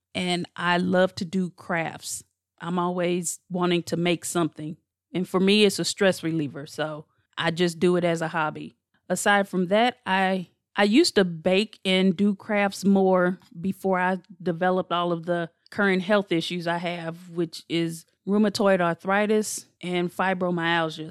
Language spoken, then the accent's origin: English; St. Louis, Missouri, United States; I'm from Saint Louis, born and raised